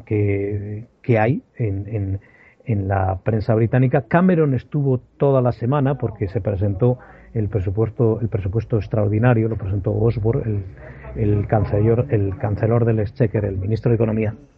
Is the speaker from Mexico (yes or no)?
no; Aragon, Spain; now in England; yo siendo aragonés